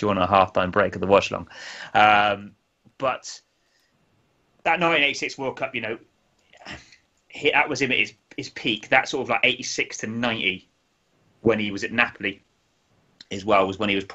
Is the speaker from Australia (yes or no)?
no; England, United Kingdom; being an Englishman.